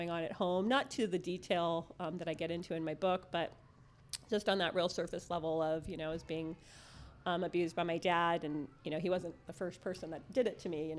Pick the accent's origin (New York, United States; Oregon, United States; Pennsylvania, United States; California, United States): California, United States; San Fernando Valley; now in San Diego, United States; I grew up in the San Fernando Valley